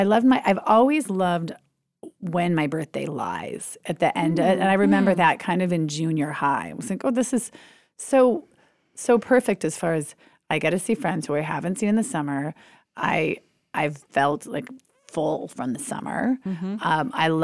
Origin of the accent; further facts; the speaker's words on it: Minneapolis, Minnesota, United States; also born or lived in New York City; I've always loved being able to say, well, I've grown up in Minneapolis, but I was born in New York City.